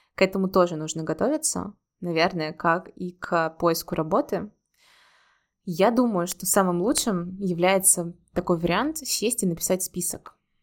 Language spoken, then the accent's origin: Russian; Russia; moved away as an adult; also born or lived in Saint Petersburg, Russia; now in Georgia; я люблю Петербург, это мой родной город, второй родной город, после моего действительно родного города